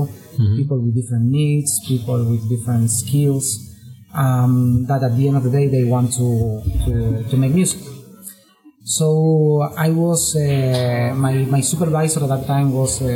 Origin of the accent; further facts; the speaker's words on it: Córdoba, Argentina; moved away; I was born in Argentina